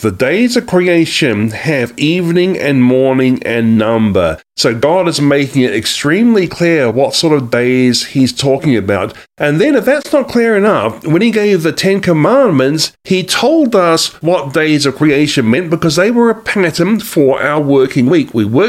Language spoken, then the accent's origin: English; Australia; also born or lived in New Zealand; now in United States; I actually am from Australia and New Zealand. I was a dual national from those countries, but I'm also now an American citizen too, as of September 2019.